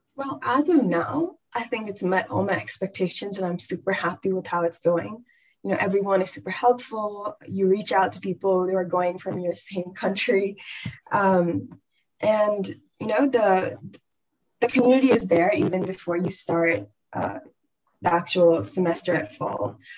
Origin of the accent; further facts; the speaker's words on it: Bangalore, Karnataka, India; I'm from Bangalore, India.